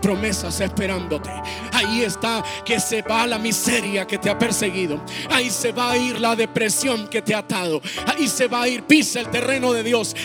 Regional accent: Mexico; nosotros como mexicanos

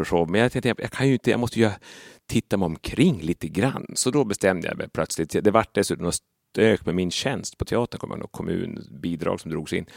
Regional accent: Sollefteå, Västernorrland County, Sweden; accent: Norrland; moved away; i Sollefteå till exempel, där jag ju är mm. född och uppväxt

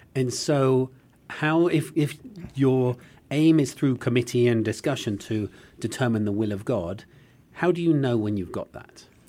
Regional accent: United Kingdom; now in United States; as a British person

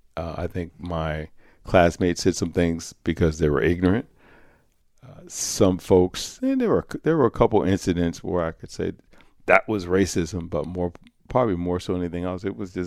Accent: Croton, New York, United States; But Croton was 99.9% Caucasian, working class, small segment of upper class, mostly working class and middle class, and there were a few African-American families in the community.

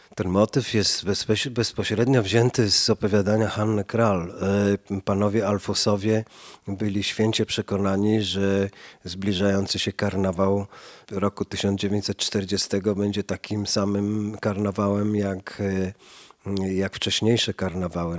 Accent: Warsaw, Masovian Voivodeship, Poland; ja się wychowywałem na podwórku obok, a Mirabelka rosła na obecnie to jest Andersa 10, dawniej Nowotki 10, a jeszcze dawniej y, ulica częściowo Nowolipki

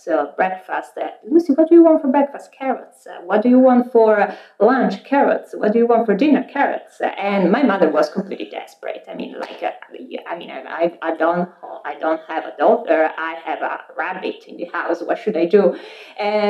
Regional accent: Pisa, Tuscany, Italy; moved away as an adult; also born or lived in Milan, Italy / Washington, D.C., United States; now in Boston, United States; I was born and raised in Pisa, Italy

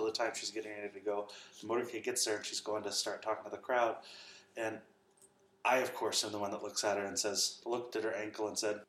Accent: New Jersey, United States; Oh no, the fuck I'm not. I'm from New Jersey.

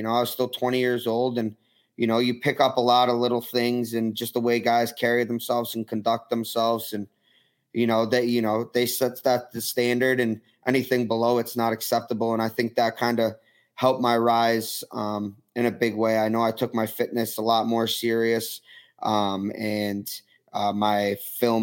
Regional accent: Rochester, New York, United States; also born or lived in Philadelphia; I went to every Nighthawks game growing up. I was a season ticket

